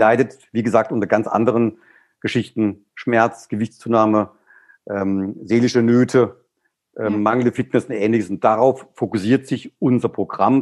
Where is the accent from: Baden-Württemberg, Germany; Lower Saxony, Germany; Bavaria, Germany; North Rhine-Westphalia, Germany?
Baden-Württemberg, Germany; Black Forest; Ich komme jetzt aus dem Schwarzwald